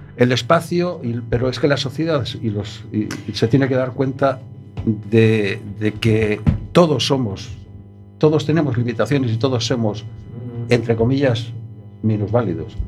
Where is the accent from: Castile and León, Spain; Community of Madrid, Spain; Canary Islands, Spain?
Community of Madrid, Spain; Madrid; Yo soy madrileño